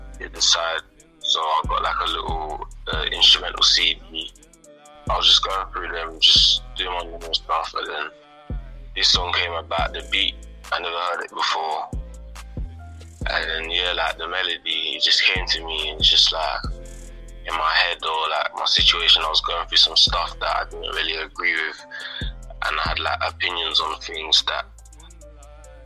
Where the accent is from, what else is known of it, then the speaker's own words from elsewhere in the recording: London, United Kingdom; the area where I grew up in East London